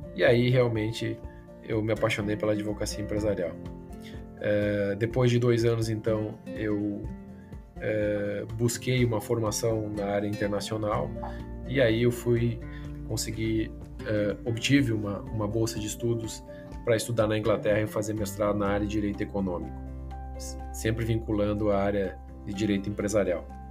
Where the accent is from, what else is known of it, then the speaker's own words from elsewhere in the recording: Frederico Westphalen, Rio Grande do Sul, Brazil; eu nasci no interior, em Frederico Westphalen, e tive o incentivo do meu pai, que sempre foi empresário. Então, desde muito cedo, acabei é, trabalhando com ele dentro da empresa.